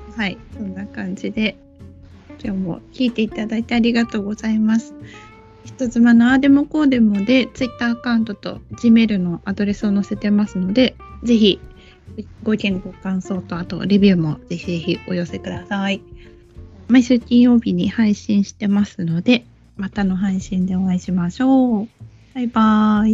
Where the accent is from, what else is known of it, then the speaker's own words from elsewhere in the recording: Okinawa, Japan; moved away; 沖縄今帰れない